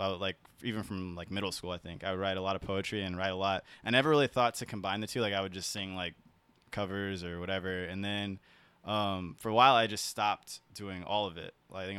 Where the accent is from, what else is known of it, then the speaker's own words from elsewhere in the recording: San Diego, California, United States; also born or lived in South Carolina; So I was born in South Carolina. My dad was in the Navy, and then we moved to San Diego because he got relocated. And from there, I kind of just grew up in San Diego.